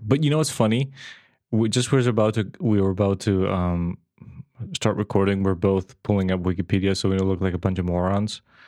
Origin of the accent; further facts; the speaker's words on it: Serbia; moved away as an adult; also born or lived in Belfast; I moved away from Serbia